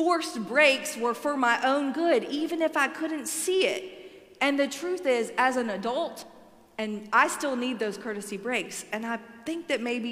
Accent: Alabama, United States; I am from Alabama

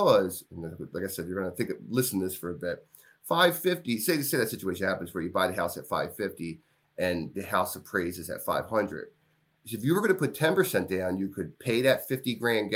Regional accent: Glenolden, Pennsylvania, United States; now in Glen Mills, United States; I grew up in Glen Olden

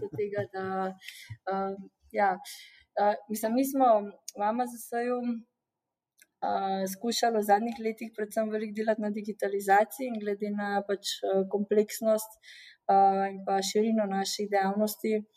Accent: Slovenia

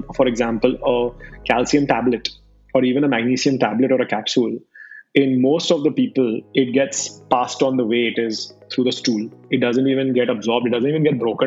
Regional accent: India; I am an Indian

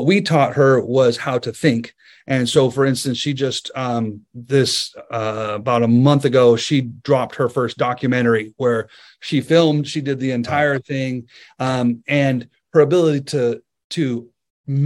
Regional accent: United States; as an American

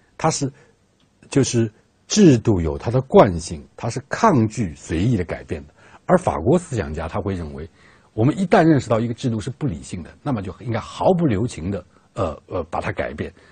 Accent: China; 我们中国人

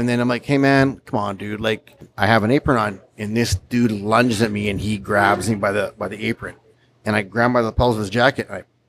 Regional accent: Winnipeg, Manitoba, Canada

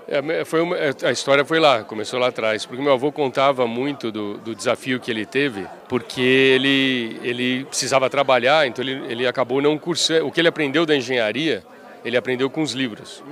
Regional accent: São Paulo, Brazil; eu sou eu sou de São Paulo

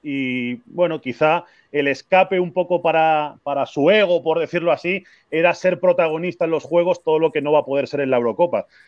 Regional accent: Spain; como español

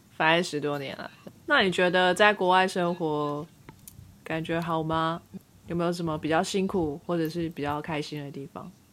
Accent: Taiwan; moved away as an adult; now in United States; 我就是台湾的国民

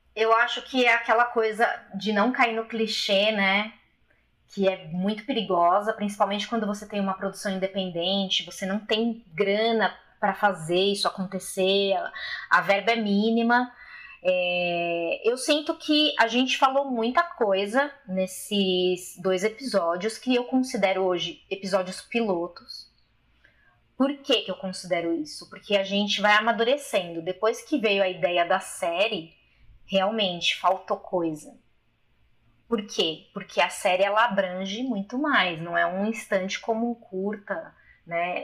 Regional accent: Brazil; eu sou brasileira

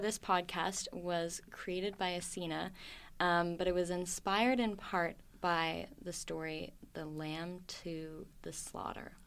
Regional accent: Oakville, Ontario, Canada; moved away as an adult; also born or lived in Sackville, New Brunswick; now in Vancouver, Canada; I was born in a place called Sackville, New Brunswick. It's very small. It's on, uh, Mi'kmaq territory. And then I moved to Oakville, Ontario

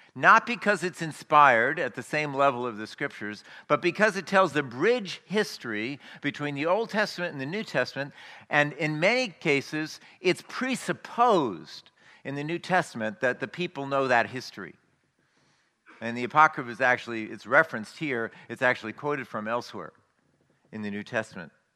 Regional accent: United States; as American Christians

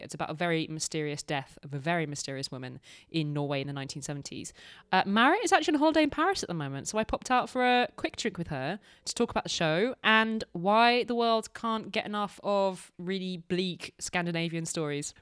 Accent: United Kingdom; as proud British citizens

